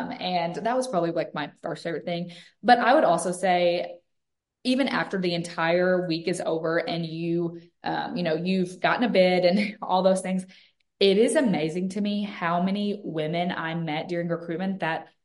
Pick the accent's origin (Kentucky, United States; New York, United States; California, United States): Kentucky, United States; Western; moved away as an adult; now in Mississippi, United States; I'm actually from a real small town in Western Kentucky